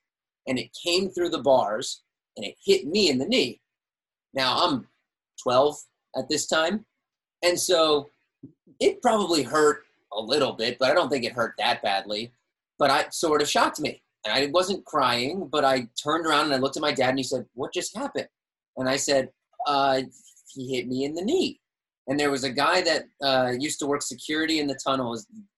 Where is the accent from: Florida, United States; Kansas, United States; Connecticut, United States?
Florida, United States; Cooper City; also born or lived in Pembroke Pines, Florida; I grew up in Pembroke Pines until I was 6, and then I moved to Cooper City when I was 6.